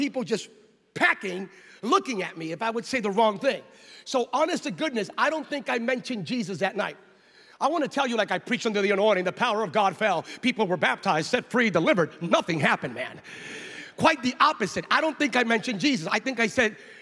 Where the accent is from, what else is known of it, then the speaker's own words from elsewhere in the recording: United States; I'm from the States